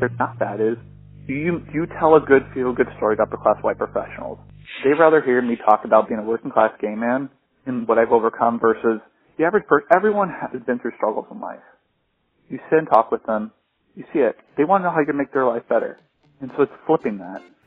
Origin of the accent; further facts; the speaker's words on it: Iowa, United States; living in Iowa, growing up in Iowa, going to college in Iowa